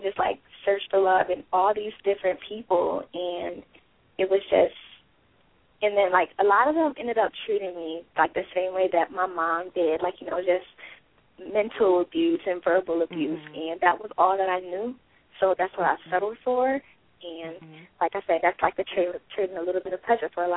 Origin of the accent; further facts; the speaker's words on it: Rochester, New York, United States; moved away; I'm originally from Rochester, New York